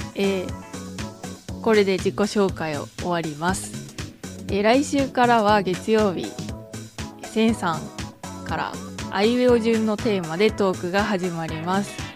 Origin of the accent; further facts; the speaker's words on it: Okayama, Japan; 出身地は岡山県です